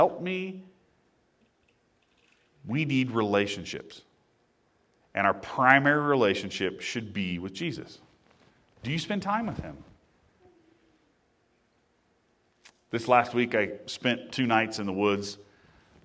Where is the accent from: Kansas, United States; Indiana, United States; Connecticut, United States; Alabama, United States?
Indiana, United States; growing up in Indiana, there were water wheel